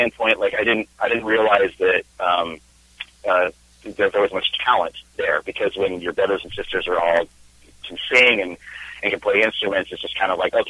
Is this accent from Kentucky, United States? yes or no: no; Spokane, Washington, United States; moved away as an adult; now in California, United States; I've been in California about 6 years now. I am originally from Washington State. I grew up in Spokane, and I kind of served the first half of my music career up there, and then did move down to California in 2011.